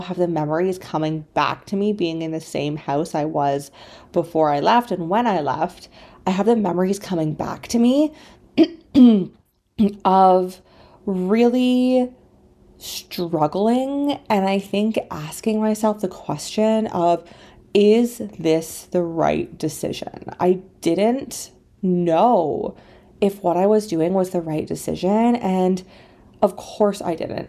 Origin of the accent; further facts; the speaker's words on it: Canada; moved away as an adult; also born or lived in China; I grew up in Canada in a very small town